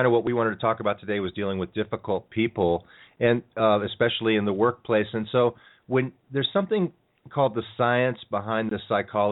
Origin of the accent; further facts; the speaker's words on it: California, United States; I'm from California here